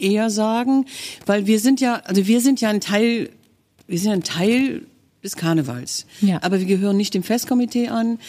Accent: Kerpen, North Rhine-Westphalia, Germany; also born or lived in Brühl; ich bin in Brühl geboren, ja, aber ich komme aus Balkhausen. Das ist ein kleiner Stadtteil von Mittler, also vom, von der Stadt Kerpen.

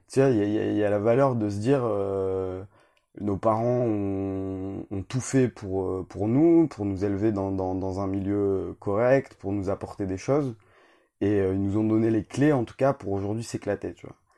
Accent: Roubaix, Hauts-de-France, France; also born or lived in Canada; Du nord de la France, évidemment. Je suis né à Roubaix, dans les années 92.

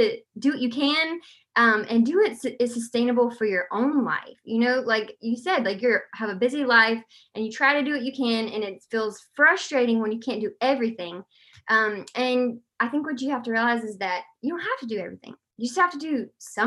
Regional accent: Columbus, Georgia, United States; moved away as an adult; also born or lived in Athens, Georgia; where I'm from, Columbus

